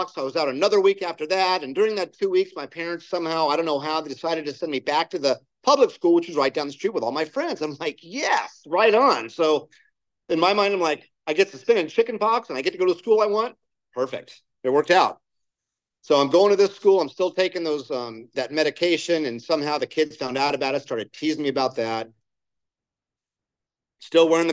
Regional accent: Placentia, California, United States; also born or lived in Jacksonville, Florida; I grew up in Placentia

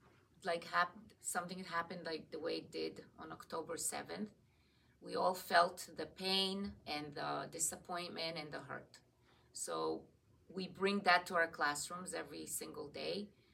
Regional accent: Israel; now in United States; So I grew up in Eretz Israel, and even though I live in America now

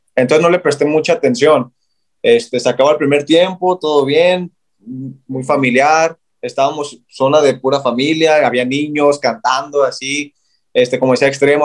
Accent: Guadalajara, Jalisco, Mexico; Y yo, de Guadalajara

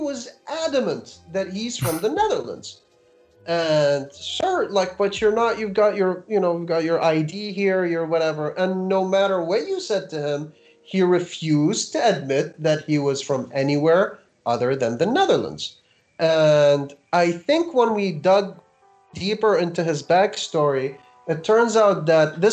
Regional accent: Iraq; moved away as an adult; now in New York, United States

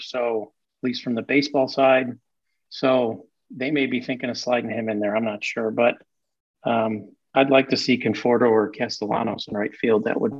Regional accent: Chicago, Illinois, United States; now in Phoenix, United States; So I'm in Phoenix, but I grew up in Chicago, a lifelong Southside White Sox fan.

